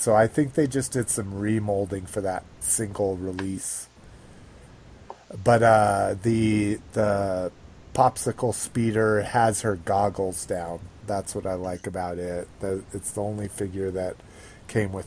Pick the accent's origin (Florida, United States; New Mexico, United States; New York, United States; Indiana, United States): New Mexico, United States; I grew up in New Mexico